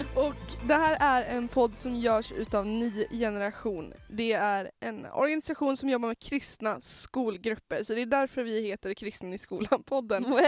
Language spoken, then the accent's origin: Swedish; Norrland, Sweden; jag är norrlänning